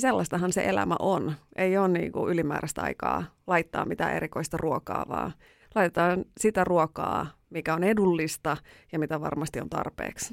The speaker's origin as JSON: {"language": "Finnish", "town": "Raahe", "region": "North Ostrobothnia", "country": "Finland", "tie": "born or raised there", "said": "Mä oon siis Raahesta kotoisin maatalosta."}